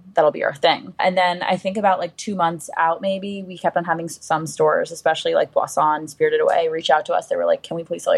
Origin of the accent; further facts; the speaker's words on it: New York City, New York, United States; also born or lived in Los Angeles; growing up in New York City, like, when I was a kid